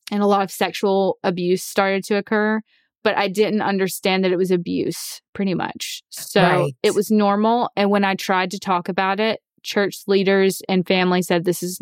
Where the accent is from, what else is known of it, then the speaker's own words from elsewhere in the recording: Alabama, United States; So ever since I was born, I was raised in the Church of Christ in Alabama.